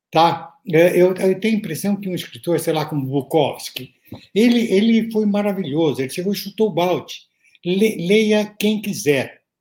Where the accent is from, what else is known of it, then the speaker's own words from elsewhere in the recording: Santos, São Paulo, Brazil; now in São Paulo, Brazil; nasci em Santos, né? depois mudei para São Paulo para fazer faculdade, não, não saí mais.